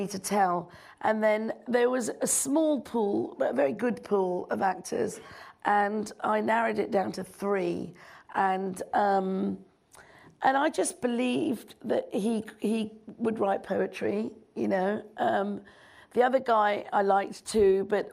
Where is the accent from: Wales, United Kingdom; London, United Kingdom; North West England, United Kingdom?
London, United Kingdom; also born or lived in Nairobi, Kenya; here in London, in my hometown